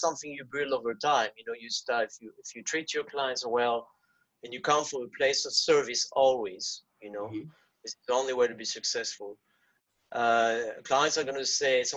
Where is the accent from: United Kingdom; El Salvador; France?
France; first language French; English is a second language; moved away; I'm French native. I was born in France.